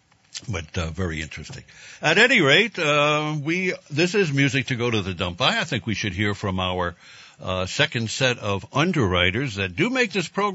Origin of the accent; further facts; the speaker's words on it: New York, United States; moved away; I grew up in New York